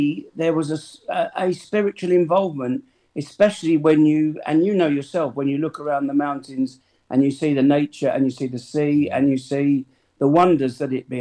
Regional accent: England, United Kingdom; moved away as an adult; now in Spain; being an Englishman

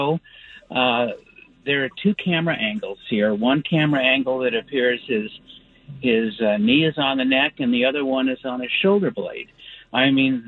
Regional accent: Oakland, California, United States; now in Burbank, United States; I grew up in Oakland. I went to predominantly black schools

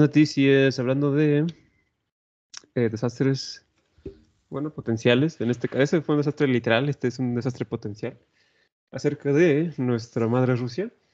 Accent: Mexico

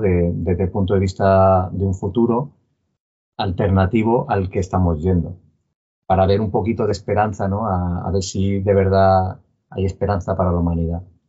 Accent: Palma, Balearic Islands, Spain; somos de Palma de Mallorca

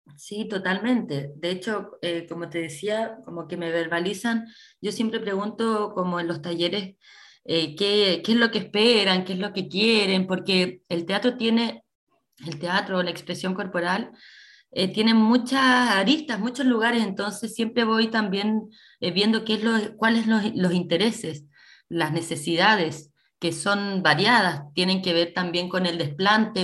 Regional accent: Coquimbo, Chile; also born or lived in San Antonio; somos de acá, somos de Coquimbo

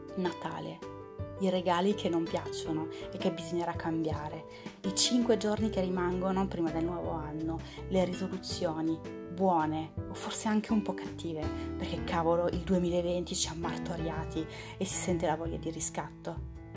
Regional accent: France; now in Italy; sono francese

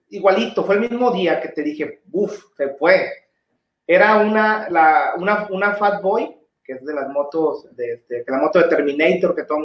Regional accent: Tijuana, Baja California, Mexico; no, pues es que yo soy de Tijuana, pero.

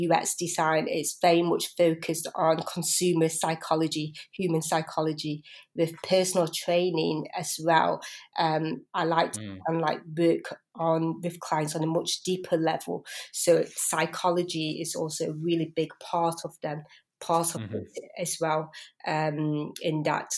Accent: Biddulph, West Midlands, United Kingdom; also born or lived in Blackburn; I was born in Blackburn, but I was pretty much brought up in Biddulph.

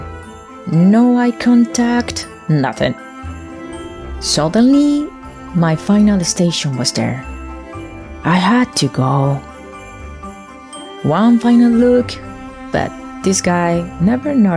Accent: Colombia; moved away; I'm coming from Latin America, more exactly, I'm Colombian

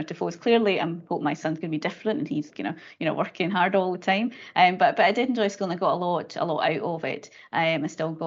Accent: Dumfries and Galloway, Scotland, United Kingdom; I grew up in Dumfries and Galloway, so very much in a kind of rural area

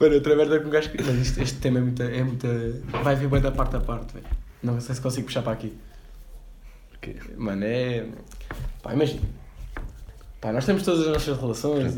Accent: Cascais, Lisbon, Portugal; eu sou de Cascais

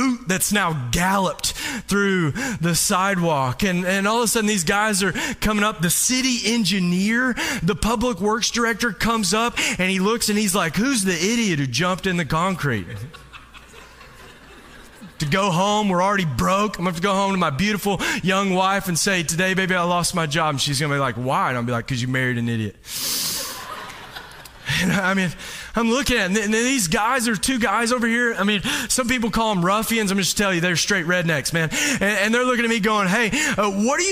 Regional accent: Kentucky, United States; moved away as an adult; I'm not from around here. And I'm from Kentucky

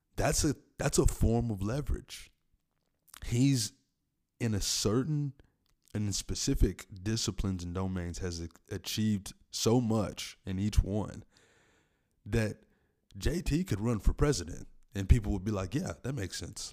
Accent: Tennessee, United States; in my home state, Tennessee, in Middle Tennessee, Nashville

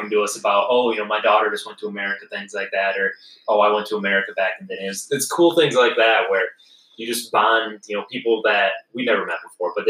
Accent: United States; we're American

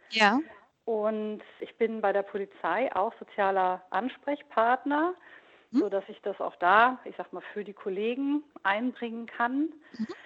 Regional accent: North Rhine-Westphalia, Germany; now in Frankfurt, Germany; Ich wohne zwar jetzt im Raum Frankfurt, ich mhm. komme aber gebürtig aus Nordrhein-Westfalen, mhm. aus dem oberbergischen Land.

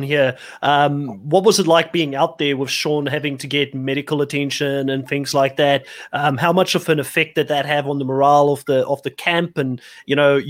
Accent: Cape Town, Western Cape, South Africa; moved away; I'm from South Africa originally as well, from Cape Town.

